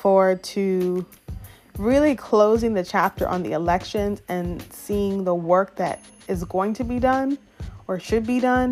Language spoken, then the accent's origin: English; suburbs of Atlanta, Gwinnett County, Georgia, United States; moved away as an adult; now in Austin, United States; I grew up in the suburbs of Atlanta in Gwinnett County